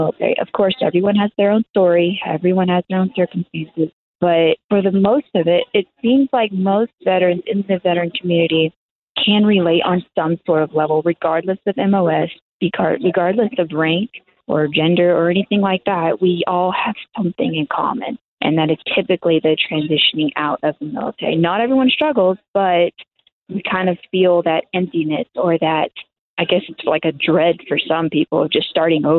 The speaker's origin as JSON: {"language": "English", "region": "Texas", "country": "United States", "tie": "born or raised there", "said": "I'm born and raised in Texas"}